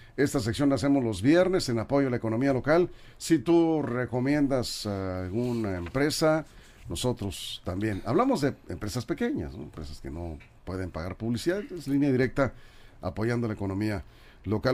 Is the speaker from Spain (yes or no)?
no; Mexico